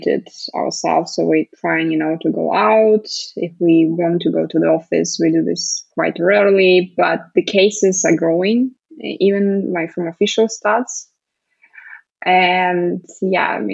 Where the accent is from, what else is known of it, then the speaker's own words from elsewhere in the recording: Moscow, Russia; also born or lived in United Kingdom; I'm currently in Moscow, in Russia. So back to my hometown